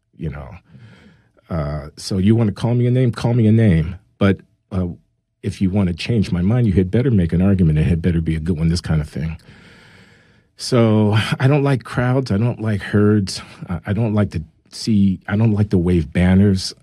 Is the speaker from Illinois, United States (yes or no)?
yes; Chicago, Illinois, United States; I grew up in Chicago uh, in the 1950s and 60s